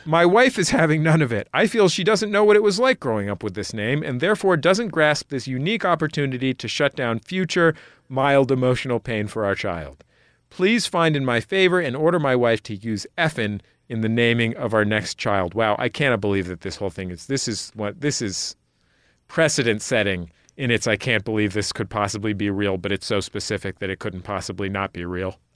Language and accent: English; San Francisco, California, United States; I grew up in San Francisco where all regional accents are combined into one super accent